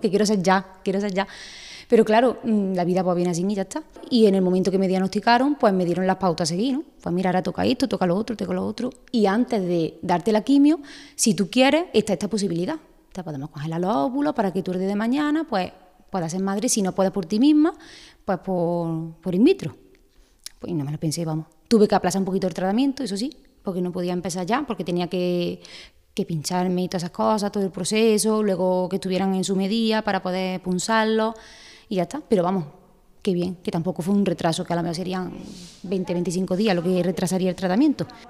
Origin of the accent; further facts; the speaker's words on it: Aguilar de la Frontera, Andalusia, Spain; soy de Águila de la Frontera, soy peluquera